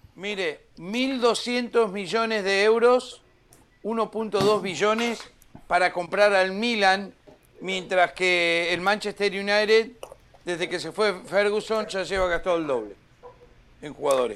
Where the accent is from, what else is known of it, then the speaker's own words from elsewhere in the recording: Pigüé, Buenos Aires Province, Argentina; moved away; mi pueblo de Pigüé